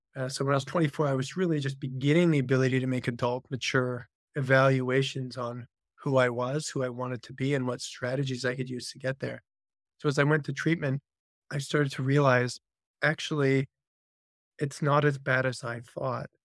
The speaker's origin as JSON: {"language": "English", "town": "Vancouver", "region": "British Columbia", "country": "Canada", "tie": "born or raised there", "said": "I'm a Canadian by birth. Spent most of my life, grew up in Vancouver, Canada."}